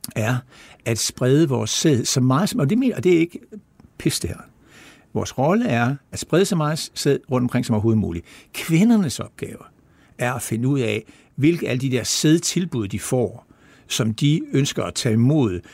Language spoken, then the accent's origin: Danish; Esbjerg, Southern Denmark, Denmark; kommer jeg fra Esbjerg og har levet der altid